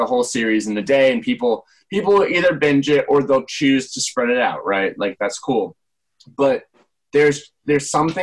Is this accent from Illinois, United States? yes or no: no; Michigan, United States; moved away; went back to Michigan, my hometown, a couple weeks ago